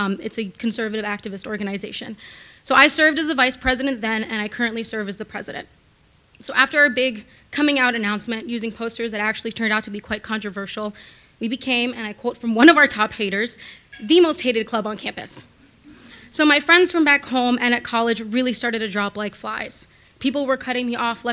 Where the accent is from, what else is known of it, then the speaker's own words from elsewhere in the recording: New York City, New York, United States; I was born and raised in Manhattan by my fairly liberal grandmother